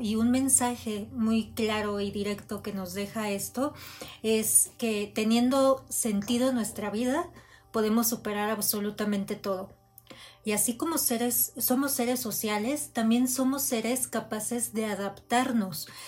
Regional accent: Mexico; como mexicanos

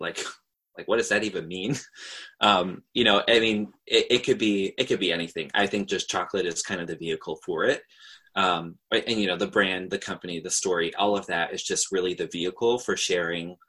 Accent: New York, United States; I'm from New York, so I can't really say that I've grown up in a super hate-filled society

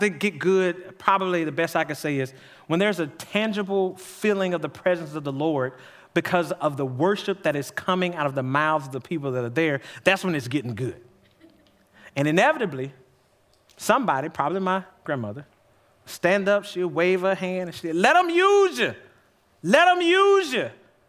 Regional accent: Jackson, Mississippi, United States; I grew up in Jackson, Mississippi, going to visit my grandmama.

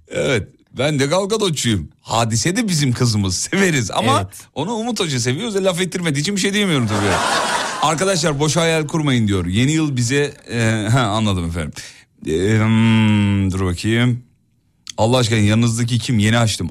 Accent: İzmit, Kocaeli, Turkey; moved away; İzmit'e Kocaeli memleketime

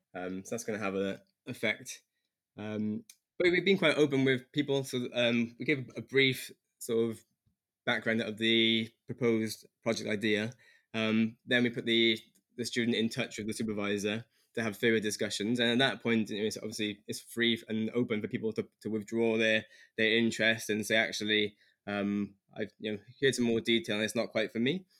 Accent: Newport, Wales, United Kingdom; also born or lived in London; I'm from Newport area of Wales and returned back to Wales after um, med school

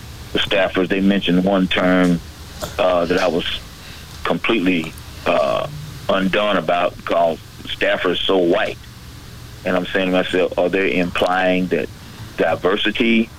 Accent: Georgia, United States; moved away; back in my hometown. So that's kind of in basketball. It's not Dallas. It's in, actually in Georgia.

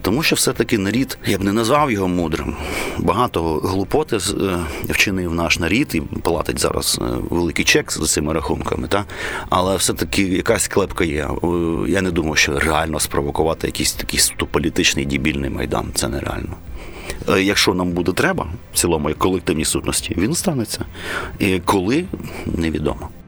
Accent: Kyiv, Ukraine; я киянин корінний

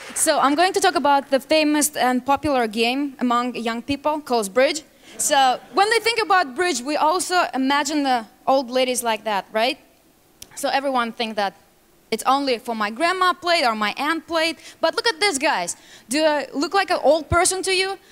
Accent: Russia; English is a second language; moved away as an adult; now in United States; I grew up in Russia. I came to America three and a half years ago

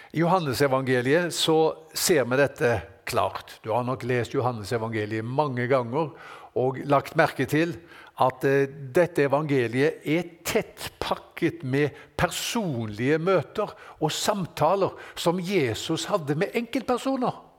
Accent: Norway; Her på berget, hjemme i Norge her

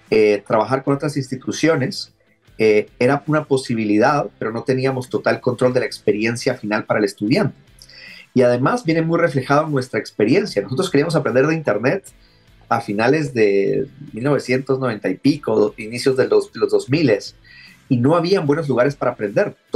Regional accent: Guatemala; moved away; also born or lived in Santiago, Chile; Yo vivía allá en Santiago. Ah, mira. Eh, eh, soy originario de Guatemala, pero ya tenía bastante tiempo rebotando por el mundo.

